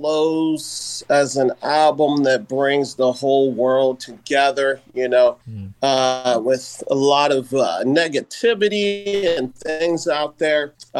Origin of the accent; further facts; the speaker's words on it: Columbus, Ohio, United States; I'm from Columbus, Ohio, you know, near, you know, Chicago, Great Lakes area.